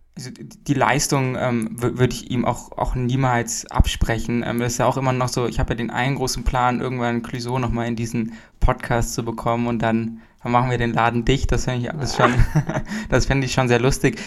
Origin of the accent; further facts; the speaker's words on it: Hamburg, Germany; Also ich komme ja auch aus Hamburg, ich bin mitten in Hamburg geboren